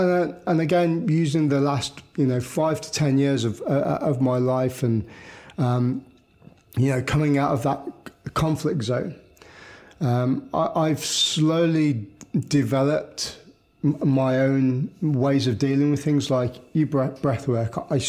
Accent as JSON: {"language": "English", "country": "United Kingdom", "said": "I think as a British population and as a British culture, we are very reserved in ourselves anyway."}